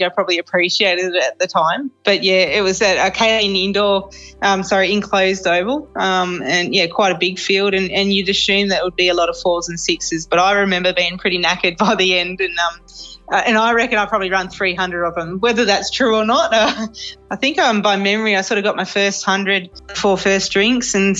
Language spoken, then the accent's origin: English; Canberra, Australian Capital Territory, Australia; moved away; Born and bred in Canberra